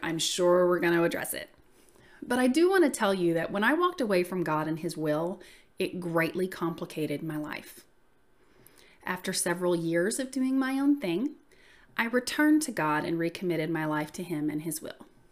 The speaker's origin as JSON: {"language": "English", "region": "the South", "country": "United States", "accent": "southern", "said": "I usually say that I'm from the South just 'cause, I mean, listen to my voice, y'all"}